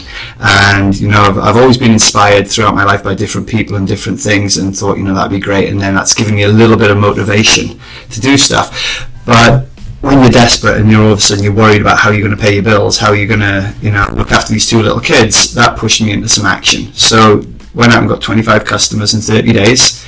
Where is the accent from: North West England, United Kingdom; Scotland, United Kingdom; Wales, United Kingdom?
Wales, United Kingdom; Cardigan; I'm from West Wales, a little town called Cardigan.